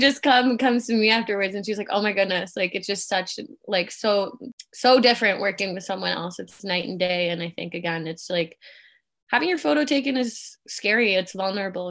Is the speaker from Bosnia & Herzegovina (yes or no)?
no; Canada; also born or lived in Germany / Kitchener-Waterloo, Ontario, Canada; I was born and raised in Germany, been in Canada since I was eight